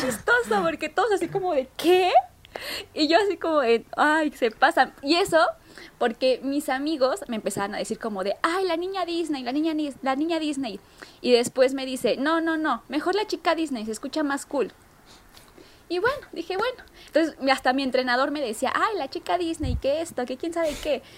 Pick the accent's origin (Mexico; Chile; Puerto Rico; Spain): Mexico; soy atleta mexicana